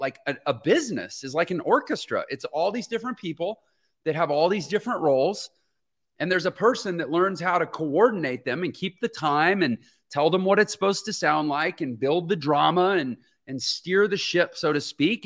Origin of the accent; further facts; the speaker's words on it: Houston, Texas, United States; moved away; I'm from Houston, Texas originally.